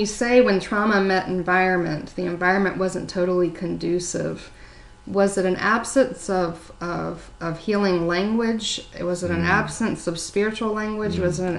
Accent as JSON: {"language": "English", "town": "Myrtle Beach", "region": "South Carolina", "country": "United States", "tie": "born or raised there", "said": "you know, I grew up in Myrtle Beach."}